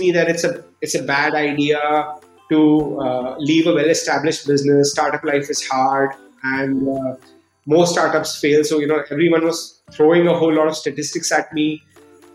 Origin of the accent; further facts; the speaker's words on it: Delhi, India; also born or lived in United States; I grew up in Delhi, did my schooling in Delhi